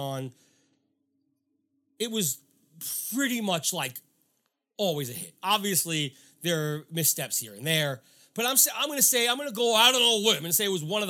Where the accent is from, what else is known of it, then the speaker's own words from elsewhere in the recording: New York, United States; I grew up in New York